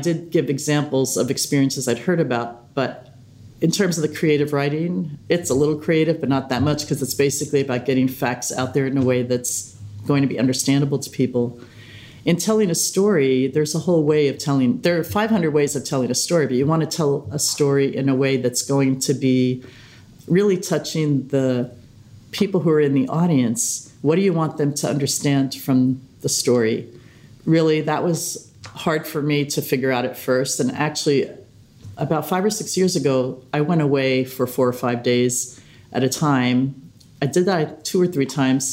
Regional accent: New York City, New York, United States; I'm from Staten Island

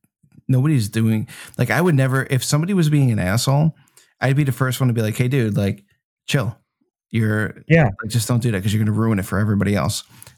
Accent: New Jersey, United States; I'm from New Jersey and I love Carbone 101.

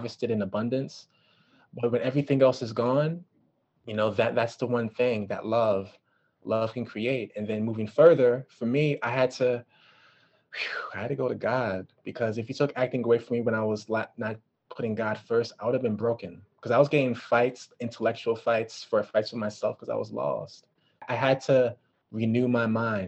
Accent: Washington, District of Columbia, United States; also born or lived in New York / California; I'm from DC. I was raised in DC.

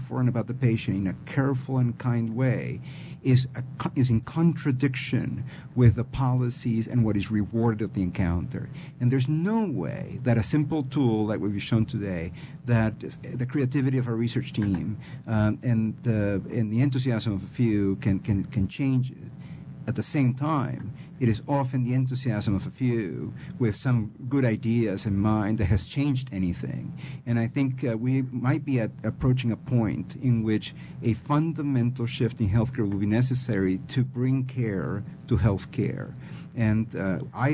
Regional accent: Peru; accent: Peruvian; English is a second language; my Peruvian accent.

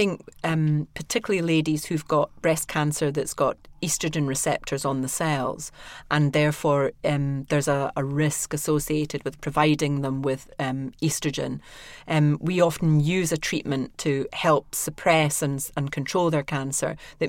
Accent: Scotland, United Kingdom; accent: Scottish

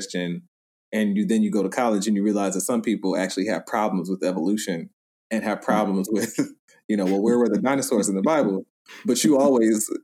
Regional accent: Atlanta, Georgia, United States; moved away as an adult; also born or lived in Skokie, Illinois / New York; I was born in Skokie, and then lived most of my life in Atlanta

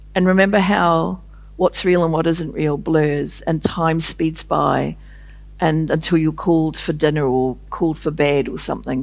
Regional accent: New Zealand; I was a woman from New Zealand

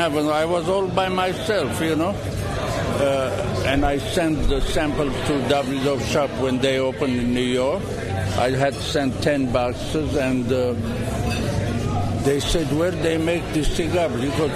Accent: Lebanon; moved away; being born in Lebanon, my parents were Armenian.

